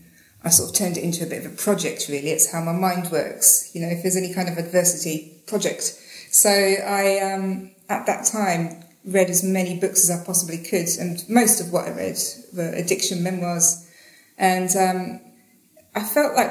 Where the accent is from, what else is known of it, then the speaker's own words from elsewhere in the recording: Slough, South East England, United Kingdom; now in Australia; I'm from England. I'm from Slough, but I live in Australia now